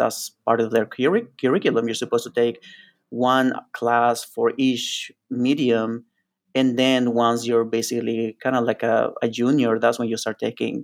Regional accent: Ciudad Juárez, Chihuahua, Mexico; moved away as an adult; also born or lived in El Paso, Texas / Austin, Texas / Berlin, Germany; now in New York City, United States; I was born and raised in Ciudad Juarez, Mexico, which is in the border with El Paso, Texas

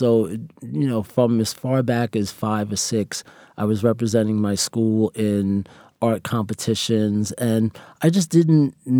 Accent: Queens, New York, United States; also born or lived in Harlem; Well, actually, I was born in Harlem, and then we moved to Queens.

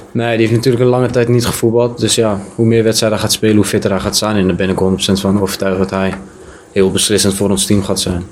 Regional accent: Amsterdam, North Holland, Netherlands; moved away as an adult; also born or lived in Belgium; now in Kerkrade, Netherlands; ik kom uit Amsterdam.

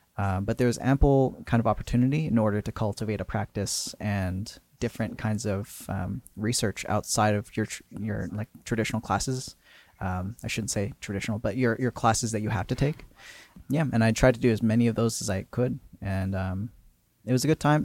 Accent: Port Coquitlam, British Columbia, Canada; I grew up in Port Coquitlam

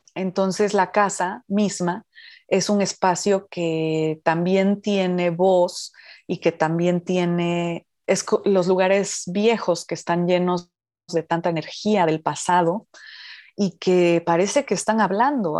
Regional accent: Oaxaca, Mexico; los oaxaqueños eh, nacemos con ese poder de la comida oaxaqueña

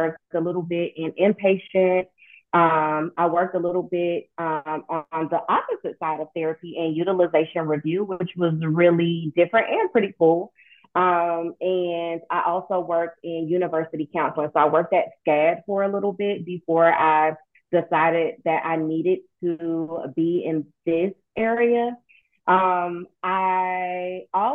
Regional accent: Statesboro, Georgia, United States; now in Savannah, United States; I am originally from Statesboro, Georgia

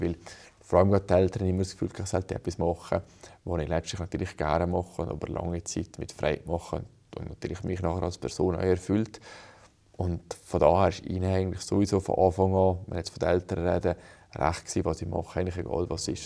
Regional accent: Brig, Valais, Switzerland; ich bin in Brig aufgewachsen

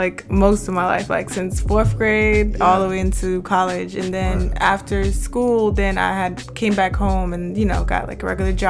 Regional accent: New York City, New York, United States; I'm from Queens, New York, born and raised.

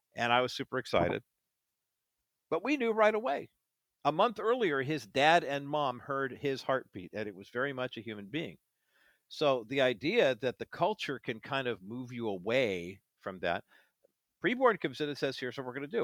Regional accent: near Alhambra/Orange County, California, United States; I grew up near Almadena

